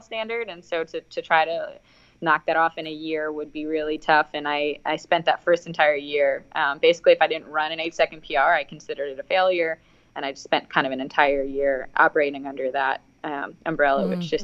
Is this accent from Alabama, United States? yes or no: no; New York, United States; moved away as an adult; I'm from New York.